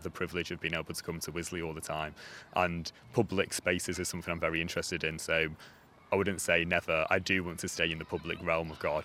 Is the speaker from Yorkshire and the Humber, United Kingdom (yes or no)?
no; Manchester, North West England, United Kingdom; moved away; I'm from Manchester.